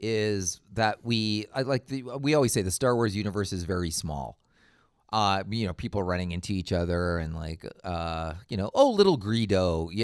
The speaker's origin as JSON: {"language": "English", "country": "Canada", "said": "And I'm Canadian, so yeah, yeah, okay. I go default. Default is Jean Chrétien accent every time you see."}